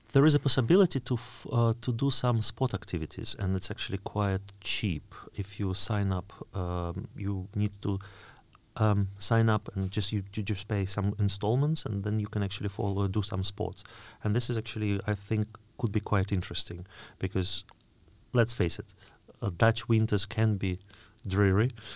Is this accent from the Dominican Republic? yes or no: no; Oryol, Oryol Oblast, Russia; English is a second language; moved away; my hometown, Orel